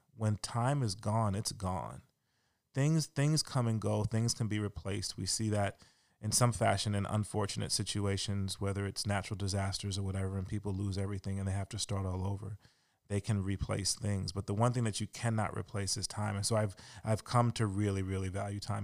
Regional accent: Louisiana, United States; I'm from Louisiana pretty much

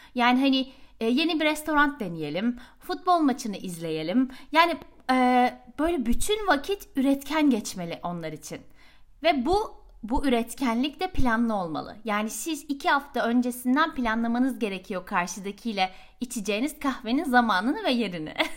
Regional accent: Turkey; moved away as an adult; now in Sweden

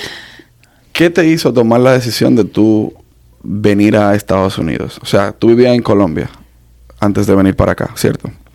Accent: Dominican Republic; somos más, dominicanos

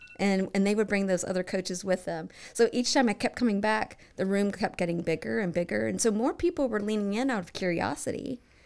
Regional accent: Bowling Green, Kentucky, United States; moved away as an adult; now in Cincinnati, United States; I grew up in Bowling Green, Kentucky

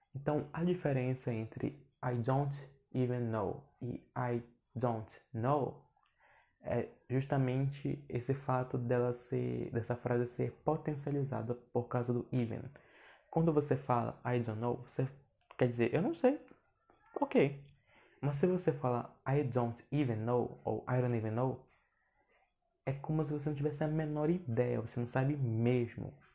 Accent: Brazil; accent: Brazilian accent in English; eu tenho sotaque brasileiro no inglês

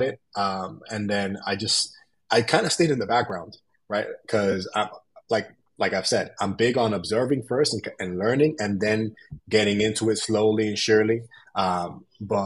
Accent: New York City, New York, United States; I'm from New York City.

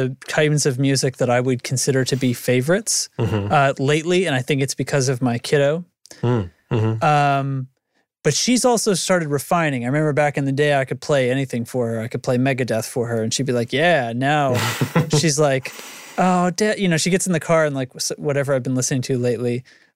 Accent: New Hampshire, United States; moved away; I'm from New Hampshire, but I'm not there

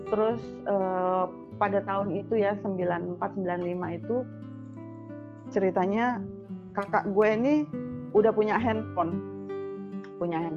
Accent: Surabaya, East Java, Indonesia; now in Jakarta, Indonesia; aku dari Surabaya pindah ke Jakarta 94

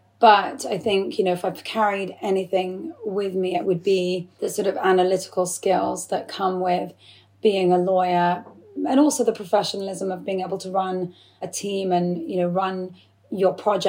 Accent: England, United Kingdom; to me, I feel just as English as I do Iraqi. I have a, you know, fully Iraqi background. Both my parents are Iraqi. I feel 100% Iraqi and 100% English

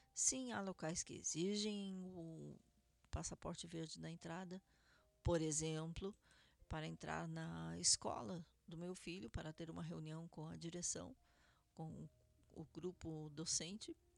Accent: Curitiba, Paraná, Brazil; now in Israel; Curitiba, Paraná, minha cidade natal

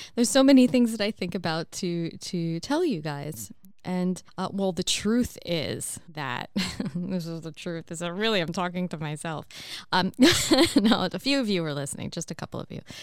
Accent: United States; moved away; As an American

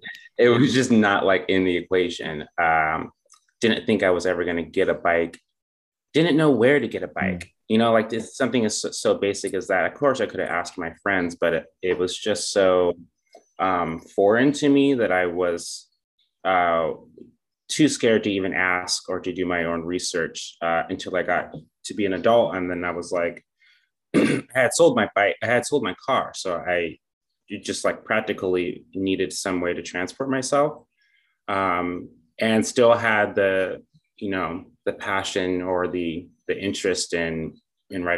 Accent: California, United States; moved away as an adult; now in Seattle, United States; I'm originally from California

